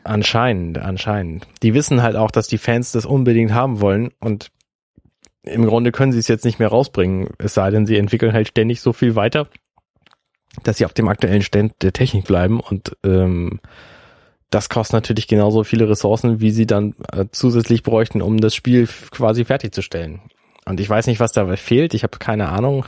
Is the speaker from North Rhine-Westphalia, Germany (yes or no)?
no; Buxtehude, Lower Saxony, Germany; now in Hamburg, Germany; ich zum Beispiel komme aus Buxtehude. Das liegt jetzt in der Nähe von Hamburg und ich bin damit ein Quittje, weil ich bin ein zugezogener ein Hamburger